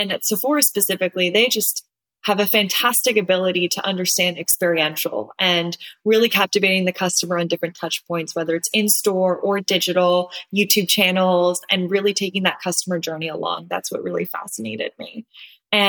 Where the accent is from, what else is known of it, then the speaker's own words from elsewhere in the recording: Southern California, United States; I am originally from Southern California, went to UCLA